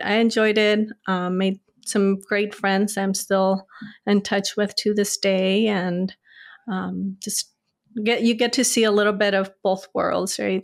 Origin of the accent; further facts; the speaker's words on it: El Paso, Texas, United States; moved away as an adult; also born or lived in Ciudad Juarez, Chihuahua, Mexico / Norfolk, Virginia; now in Charlottesville, United States; I was born in Mexico. I lived, moved to Texas in fourth grade and lived in West Texas, El, far West Texas, middle of nowhere, El Paso